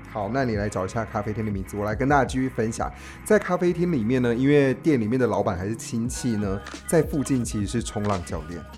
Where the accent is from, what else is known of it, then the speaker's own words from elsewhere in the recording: Taiwan; 我们是从台湾来的